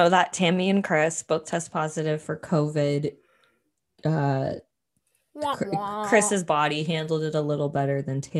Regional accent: Canada; we're Canadians

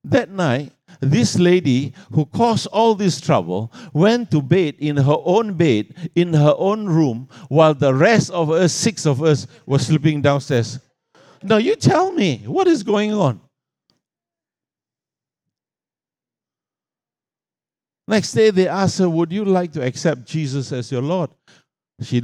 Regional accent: Australia; I come from Australia

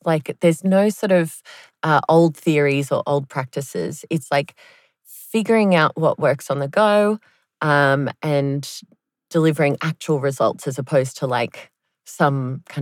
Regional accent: Connecticut, United States; now in Berlin, Germany; I grew up in Connecticut

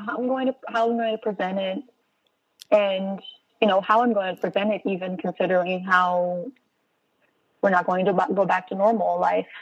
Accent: Brazil; moved away as an adult; now in United States; As an immigrant, I'm from Brazil and I've been living here for about 10 years

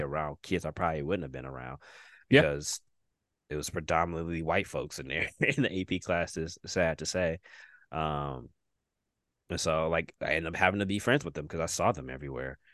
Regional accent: Detroit, Michigan, United States; also born or lived in Redford, Michigan; when I came from Detroit in like fifth grade, my school was 99% black people

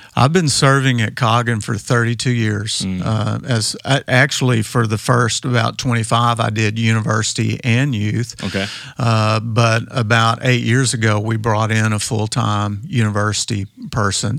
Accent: West Texas, United States; I grew up out in West Texas

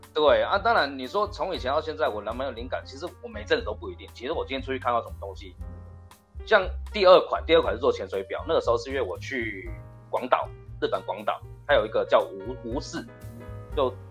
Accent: Tainan, Taiwan; 我是平地人，我台南人啊

